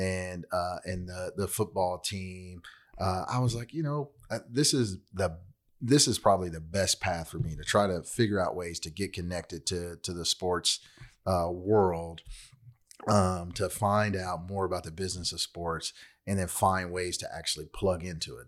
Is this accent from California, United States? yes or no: yes; Long Beach, California, United States; now in Fort Worth, United States; originally from L A County. I grew up in Long Beach. Now I live in Fort Worth, Texas